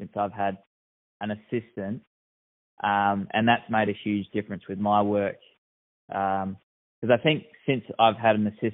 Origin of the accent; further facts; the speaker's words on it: Narembeen, Western Australia, Australia; also born or lived in Bruce Rock / Perth; I have a draft horse and a hawk in Narrabeen, which is my hometown.